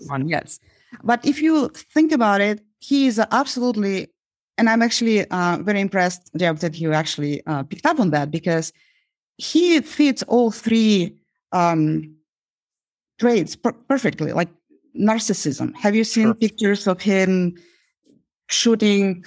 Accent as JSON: {"language": "English", "country": "Uzbekistan", "tie": "born or raised there", "moved": "yes", "lives_now": "United States", "said": "growing up in Uzbekistan"}